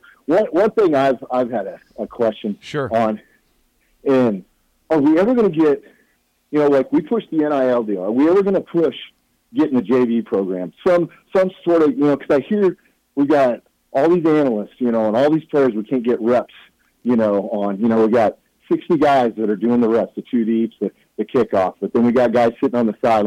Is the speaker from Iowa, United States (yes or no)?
no; El Dorado, Kansas, United States; also born or lived in Omaha, Nebraska; now in Kansas City, United States; grew up in El Dorado, Kansas